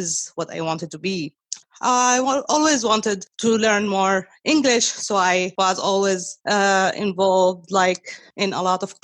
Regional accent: Syria; first language Arabic; English is a second language; moved away as an adult; also born or lived in Czech Republic; now in United States; I was born in Czech Republic. We moved to Syria when I was like around 5 years old. I grew up being exposed to more than one language

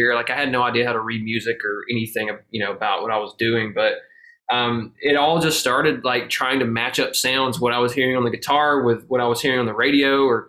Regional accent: Habersham County, Northeast Georgia, United States; moved away as an adult; now in Nashville, United States; I grew up in Northeast Georgia, about 2 hours north of Atlanta. So super small town, Habersham County

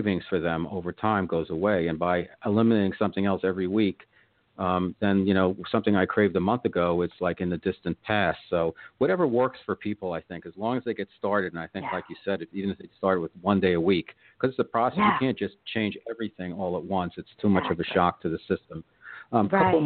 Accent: River Edge, New Jersey, United States; I grew up in Bergen County, New Jersey, River Edge

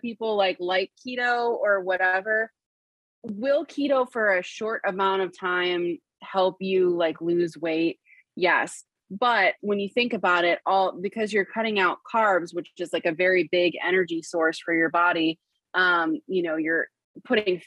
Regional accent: Western New York, United States; We're from Western New York

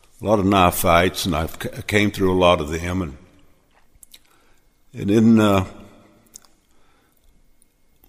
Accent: Missouri, United States; I was born and raised in Missouri

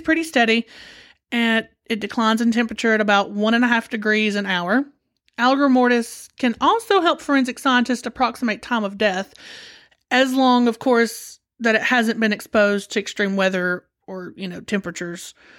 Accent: United States

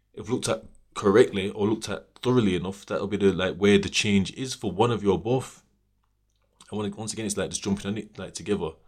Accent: Sheffield, Yorkshire and the Humber, United Kingdom; I'm from Sheffield

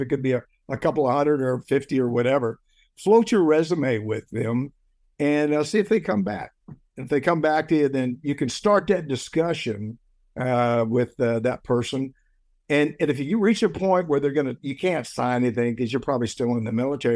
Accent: United States; I'm an American

